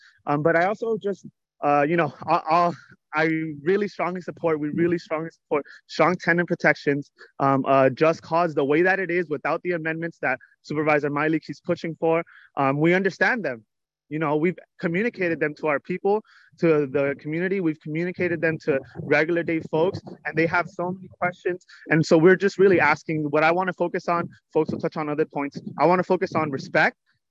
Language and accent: English; Cherryland, California, United States; I grew up in the Cherryland Hayward border, and I am a resident of South Hayward.